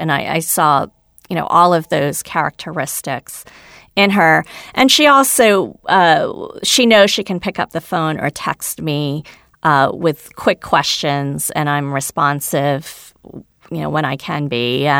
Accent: India; So I'm a double minority. I'm a woman. I'm Indian. I wasn't born in this country.

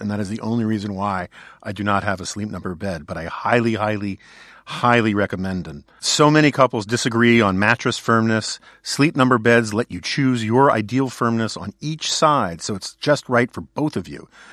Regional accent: New York City, New York, United States; I grew up in New York City where I had a lot of options.

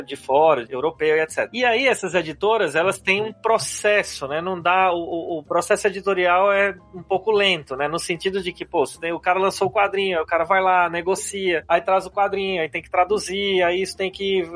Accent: Paraíba, Brazil; moved away as an adult; now in São Paulo, Brazil; eu sou lá da Paraíba, né? Tô aqui em São Paulo já faz oito anos

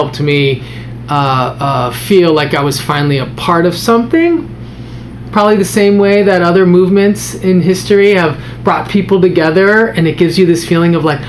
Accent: Los Angeles, California, United States; I grew up in Los Angeles

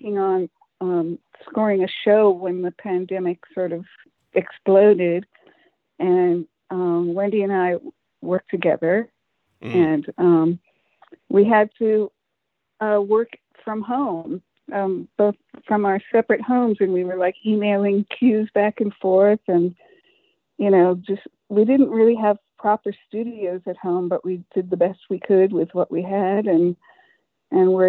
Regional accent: Los Angeles, California, United States; I'm actually born in Hollywood on Sunset Boulevard. The hospital was on Sunset Boulevard

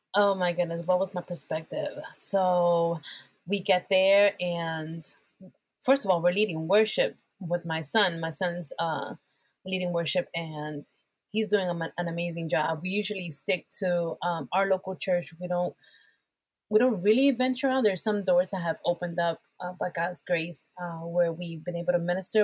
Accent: Bethlehem, Pennsylvania, United States; English is a second language; also born or lived in Puerto Rico; I am from Bethlehem, Pennsylvania. I was born in Puerto Rico, a Latina.

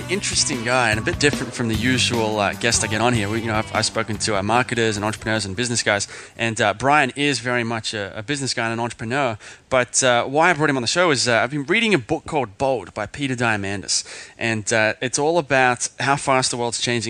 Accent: Sydney, New South Wales, Australia; now in Singapore; I'm in Singapore, and I'm actually from Sydney.

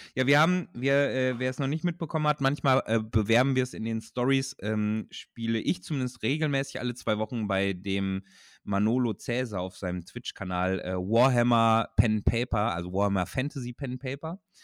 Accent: Ruhr area, North Rhine-Westphalia, Germany; Ich komme aus dem Ruhrgebiet

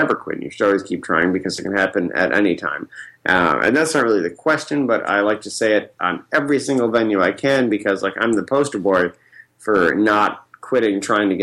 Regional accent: Central New York, United States; moved away; I'm from Central New York, so many people have never left where I'm from

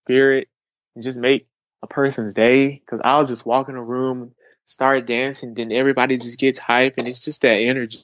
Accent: South Carolina, United States; I'm from South Carolina

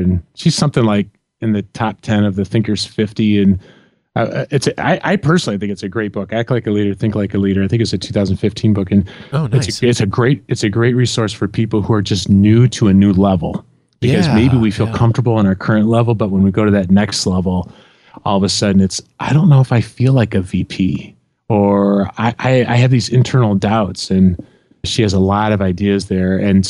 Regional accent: Illinois, United States; Yeah, I grew up in Central Illinois, and one side of the street were Cardinal fans, and the other side of the street were Cub fans.

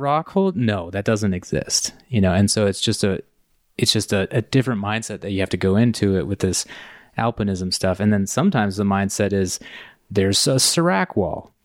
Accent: Indiana, United States; moved away as an adult; I grew up in Indiana

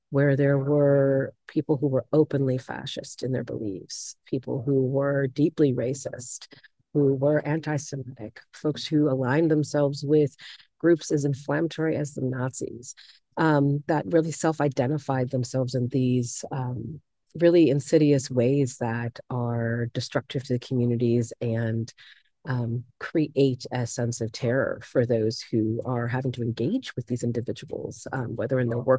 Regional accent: Chicago, Illinois, United States; moved away as an adult; also born or lived in Bennington, Vermont; now in Vermont, United States; I am originally born and raised in Chicago, Illinois, and I moved out here um, sometime in the late 2000s, early 2008, 2009, came to visit Vermont and fell in love with Vermont

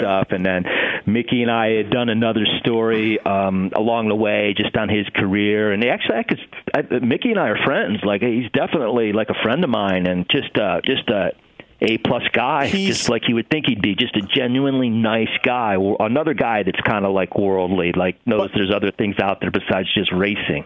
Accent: Ohio, United States; moved away; also born or lived in Los Angeles; young guy growing up in Ohio in my room.

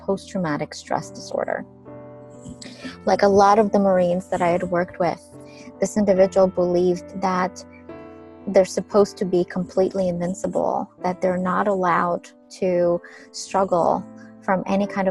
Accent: Ukraine; when I was a small child, growing up in Ukraine

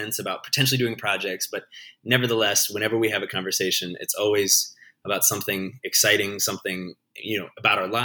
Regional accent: Cedar Rapids, Iowa, United States; I grew up in near Cedar Rapids

